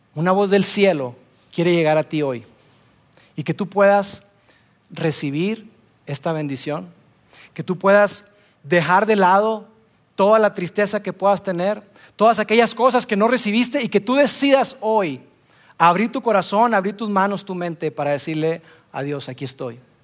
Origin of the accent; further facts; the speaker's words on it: Monterrey, Nuevo León, Mexico; Soy regio